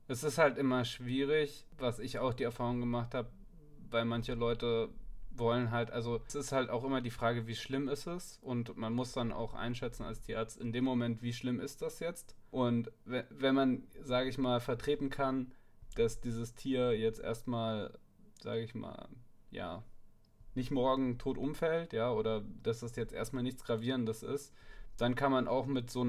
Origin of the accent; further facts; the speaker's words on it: Darmstadt, Hesse, Germany; ich komme ursprünglich aus Darmstadt, da sind, in Darmstadt gibt es auch keine Tierklinik 24-7.